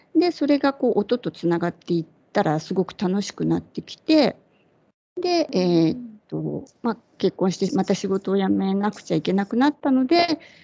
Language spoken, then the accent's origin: Japanese; Kyushu, Japan; 九州のど田舎で生まれ育って